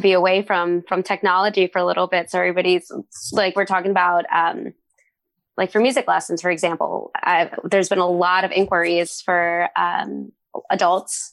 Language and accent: English; Jersey City, New Jersey, United States; also born or lived in Sayreville, New Jersey; I grew up like in Jersey City and in Sayreville